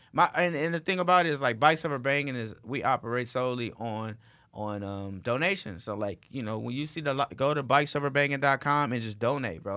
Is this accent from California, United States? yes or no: yes; Los Angeles, California, United States; I'm from Watts